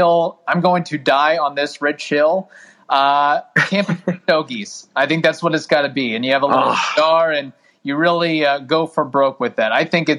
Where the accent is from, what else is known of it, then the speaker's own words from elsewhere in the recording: Louisville area, Southern Indiana, United States; growing up in Southern Indiana, Louisville area